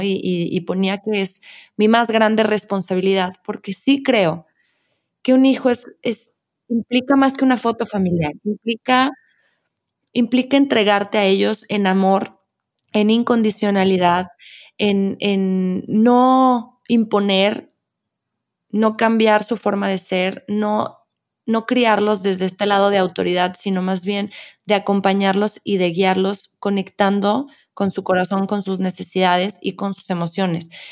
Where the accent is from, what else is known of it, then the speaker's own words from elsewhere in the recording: León, Guanajuato, Mexico; los que somos de León y de Guanajuato